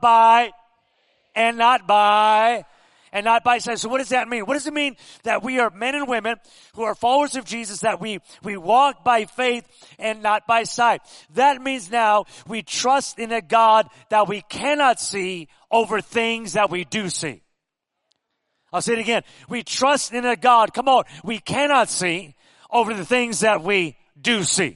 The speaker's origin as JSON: {"language": "English", "town": "Pico Rivera", "region": "California", "country": "United States", "tie": "born or raised there", "moved": "as an adult", "lives_now": "Las Vegas, United States", "said": "I grew up in Southern California, Pico Rivera"}